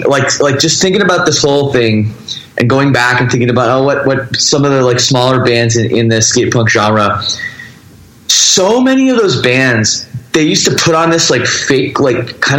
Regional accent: Toronto suburbs, Ontario, Canada; I grew up in the Toronto, Canada suburbs.

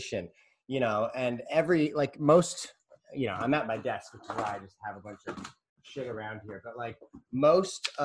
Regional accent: St. Louis, Missouri, United States; growing up in St. Louis, there's kind of like a full-on magic community

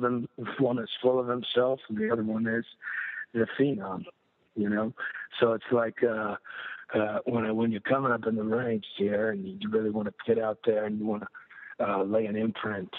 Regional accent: United States; growing up as an American

